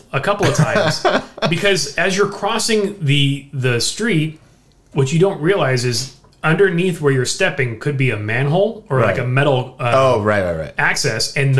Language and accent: English; Southern California, United States; we're from Southern California. We don't deal with this.